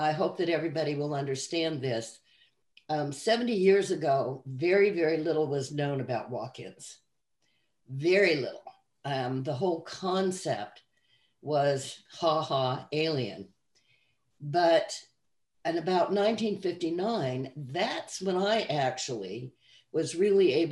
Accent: Salt Lake City, Utah, United States; also born or lived in Arizona; now in Kentucky, United States; I was raised in Salt Lake City, Utah, and in Arizona on the mesas with the Hopi people

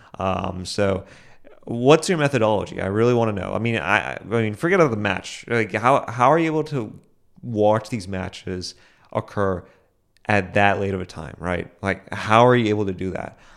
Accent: United States; I'm an American

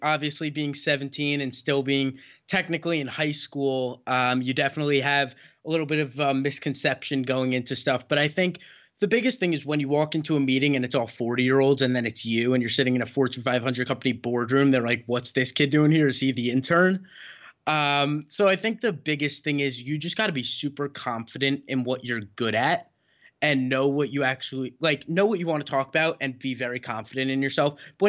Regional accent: New York, United States; born there; now in New Jersey, United States; or I was born in New York, but now I'm a Jersey kid, so I'm like you.

